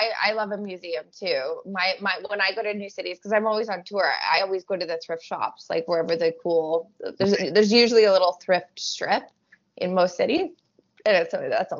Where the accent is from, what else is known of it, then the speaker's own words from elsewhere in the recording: Canada; especially as a Canadian.